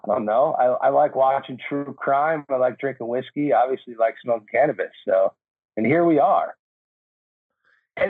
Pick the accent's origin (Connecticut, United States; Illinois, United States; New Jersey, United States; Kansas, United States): New Jersey, United States; moved away as an adult; now in California, United States; I was born and raised in Jersey. Like you said, I moved out to California in 07